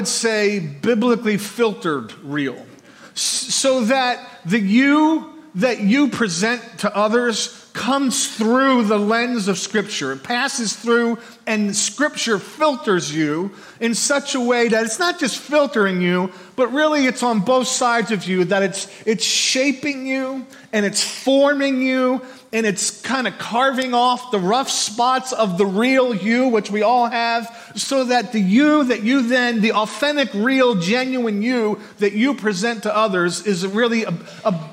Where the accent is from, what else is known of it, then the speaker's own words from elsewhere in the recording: Bucks County, Pennsylvania, United States; moved away as an adult; also born or lived in Philadelphia, Pennsylvania / Michigan; So I was born in Northeast Philly, raised there till about the age of 7. We moved out to Bucks County and then grew up there